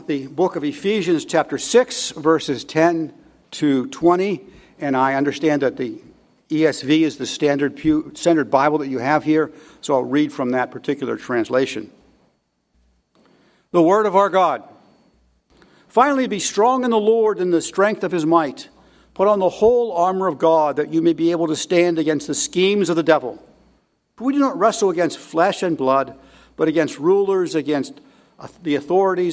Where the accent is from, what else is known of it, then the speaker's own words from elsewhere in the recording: United States; as English speakers, as Americans